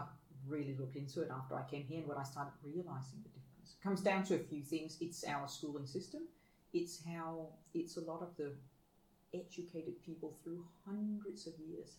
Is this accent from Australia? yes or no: no; Denmark; I get more and more humbled by what I got given and what I took for granted growing up in Denmark.